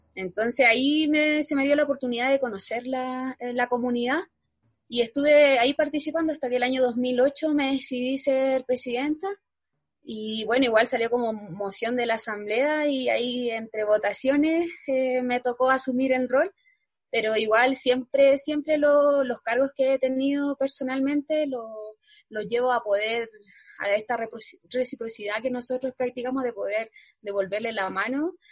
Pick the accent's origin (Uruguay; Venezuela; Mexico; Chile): Chile; Putre, Arica y Parinacota; also born or lived in Antofagasta; soy del pueblo de Putre, soy Aymara